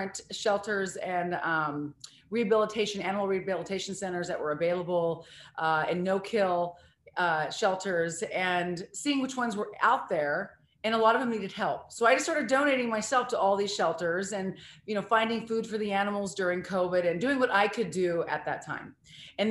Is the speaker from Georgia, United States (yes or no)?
no; Missouri, United States; moved away; also born or lived in Seattle; I was born in Missouri